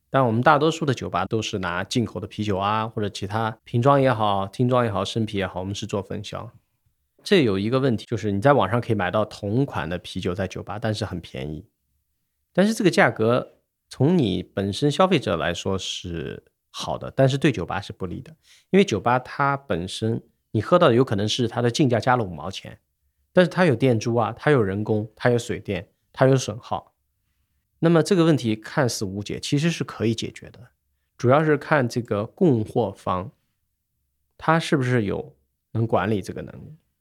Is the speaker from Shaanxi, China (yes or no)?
no; Xinjiang, China; moved away as an adult; now in Shanghai, China; 我是算新疆人，我十八岁才回上海，所以我们算西北人，所以饮食习惯各方面也都一致